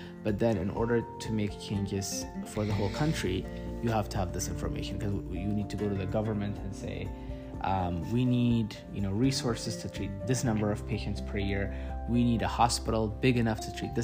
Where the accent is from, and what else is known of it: Ethiopia; moved away as an adult; now in United States